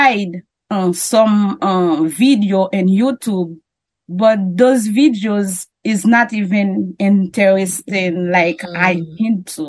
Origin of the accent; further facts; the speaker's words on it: Haiti; first language French or Creole; English is a second language; I'm from Haiti